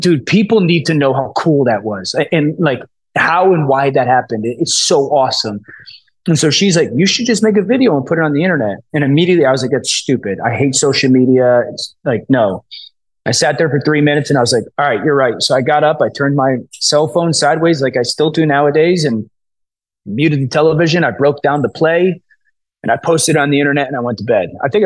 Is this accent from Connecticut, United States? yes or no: yes; Connecticut, United States; I'm from Connecticut. I was born and raised here. I live here now